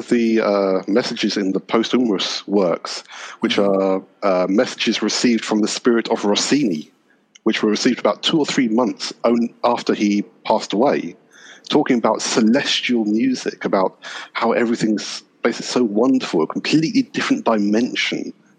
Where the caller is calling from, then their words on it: Oxfordshire, South East England, United Kingdom; I'm calling from Oxfordshire in the lovely United Kingdom, and it is 11 o'clock at night.